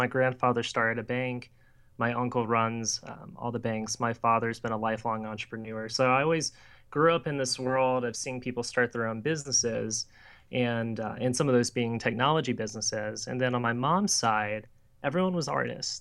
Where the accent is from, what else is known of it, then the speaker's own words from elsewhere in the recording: Louisiana, United States; I grew up in St. Louis and then moved to Louisiana for middle school and high school.